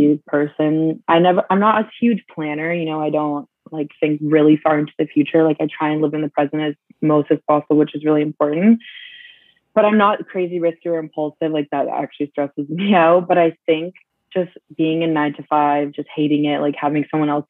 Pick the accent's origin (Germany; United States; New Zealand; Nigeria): Germany; Munich, Bavaria; now in Canada; growing up in Munich